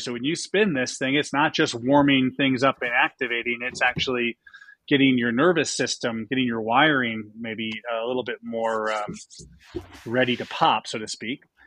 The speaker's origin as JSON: {"language": "English", "town": "Buffalo", "region": "New York", "country": "United States", "tie": "born or raised there", "also_born_or_lived": "Boston", "moved": "yes", "said": "I grew up in Buffalo, New York."}